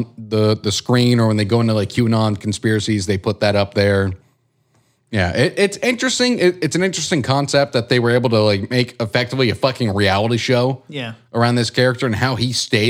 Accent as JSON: {"language": "English", "country": "Kazakhstan", "said": "I'm from Kazakhstan."}